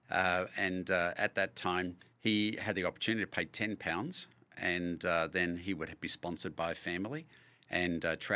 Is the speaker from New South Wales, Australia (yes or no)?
no; Melbourne, Victoria, Australia; moved away as an adult; now in Kansas City, United States; we lived in a um, industrial area in Melbourne near um, Monash University in Clayton, but there was just five houses down a rubber factory, and next to that a uh, a printing factory.